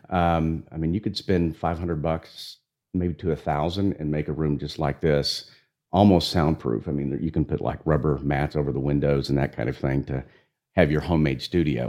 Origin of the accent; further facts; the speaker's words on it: Amarillo, Texas, United States; also born or lived in San Antonio, Texas; I was born in San Antonio, raised in Amarillo, Texas